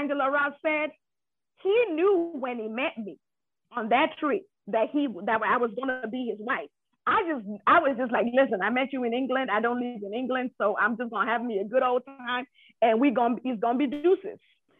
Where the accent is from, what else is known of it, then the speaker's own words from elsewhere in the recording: Nigeria; as a Nigerian woman, it's unusual for you to declare at the age of 30.